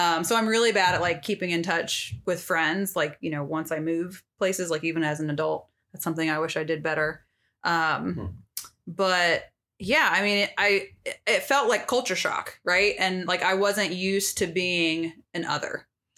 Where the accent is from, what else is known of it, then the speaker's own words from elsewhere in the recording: Wiesbaden, Hesse, Germany; born there; So, I was born in Germany and we lived like lots of places.